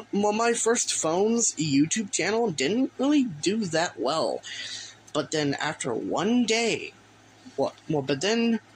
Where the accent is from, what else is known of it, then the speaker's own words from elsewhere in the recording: Texas, United States; each time that I say y'all, it's an indicator that I am from Texas. I am from Texas